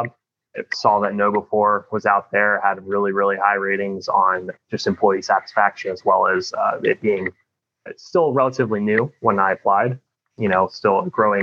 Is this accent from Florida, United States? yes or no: yes; St. Petersburg, Florida, United States; I was born and raised in St. Petersburg, Florida. So I'm a Florida native